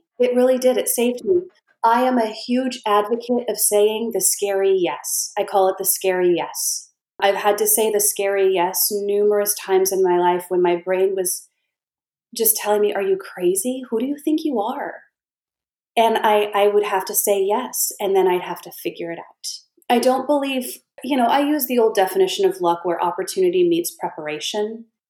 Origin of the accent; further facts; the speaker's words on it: California, United States; One thing that was good was I came from California.